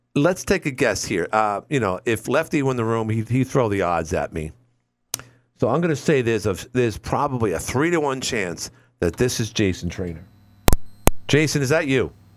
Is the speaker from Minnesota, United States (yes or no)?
no; New York, United States; as a New Yorker